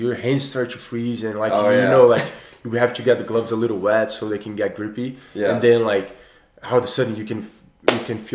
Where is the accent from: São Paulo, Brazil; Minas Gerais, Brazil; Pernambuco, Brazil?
Pernambuco, Brazil; Recife; moved away as an adult; also born or lived in Colorado, United States; now in Lakeland, United States; where I'm from Recife, Brazil, which is the northeast, so really close to the line of the equator, it does not get below 75 where I'm from the entire year